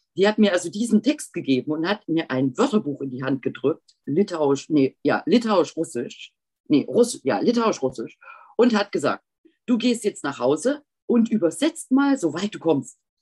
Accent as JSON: {"language": "German", "country": "Germany", "also_born_or_lived": "Leipzig / Lithuania", "said": "ich war ja Deutsche"}